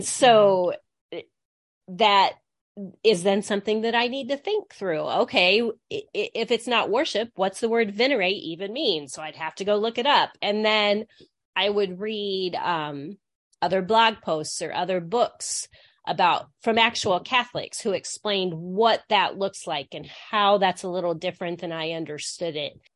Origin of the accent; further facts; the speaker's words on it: Midwest, United States; also born or lived in Grand Rapids, Michigan; I grew up in a small town in the Midwest